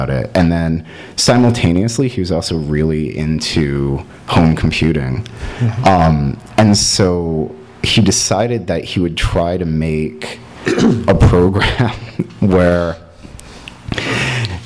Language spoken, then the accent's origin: English; East Coast, United States; moved away as an adult; now in Los Angeles, United States; I was raised in on the East Coast as someone who is white